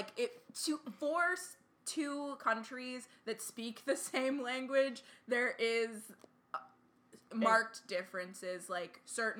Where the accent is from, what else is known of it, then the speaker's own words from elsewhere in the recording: United States; I'm an American